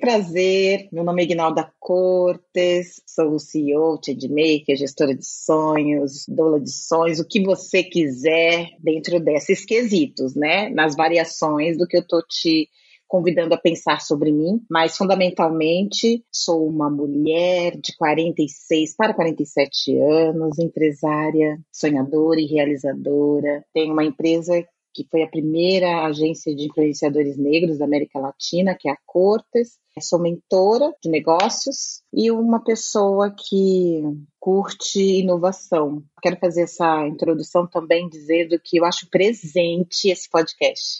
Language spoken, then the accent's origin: Portuguese; Brazil; moved away as an adult; now in Netherlands; hoje eu moro na Holanda. sou brasileira e tudo mais, mas hoje eu moro na Holanda